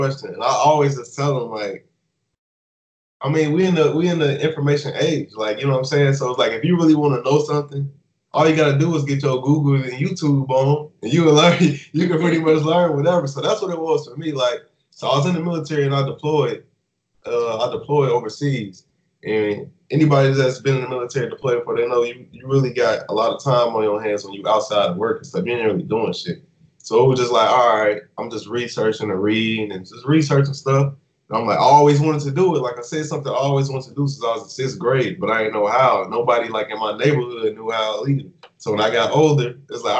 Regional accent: Chicago, Illinois, United States; moved away; I'm originally from Chicago

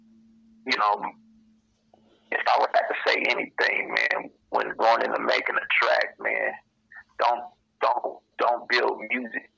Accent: Compton, California, United States; Compton, California, man. Born and raised

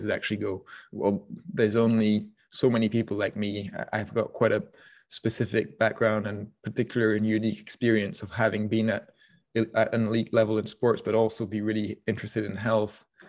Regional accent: France; moved away; also born or lived in Scotland; I grew up in France, so I, that means that I grew up, you know, going to the markets on Saturday mornings

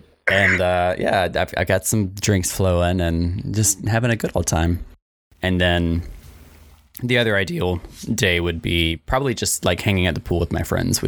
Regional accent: South Carolina, United States; moved away; also born or lived in Atlanta; So a friend from my hometown in South Carolina is getting married.

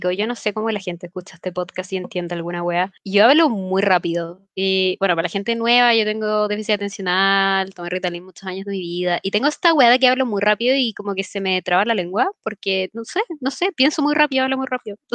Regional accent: Mexico; porque soy mexicana

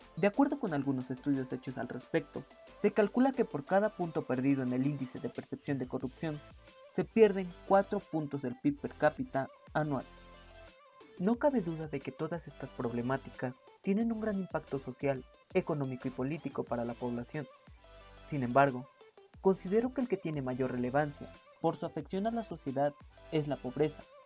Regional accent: Mexico; mi país? México

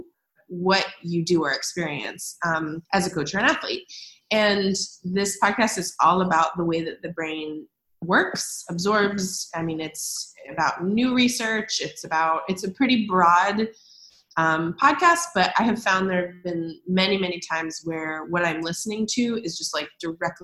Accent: United States; as an American

